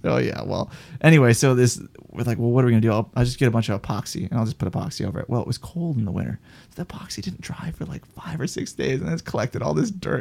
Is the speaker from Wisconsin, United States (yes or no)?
yes; Wisconsin, United States; moved away; I'm from Wisconsin originally